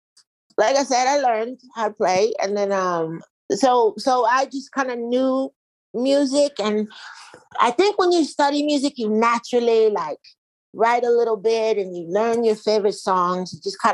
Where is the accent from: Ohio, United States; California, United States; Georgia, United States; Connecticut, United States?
Ohio, United States; Canton; now in Los Angeles, United States; I grew up in Canton, Ohio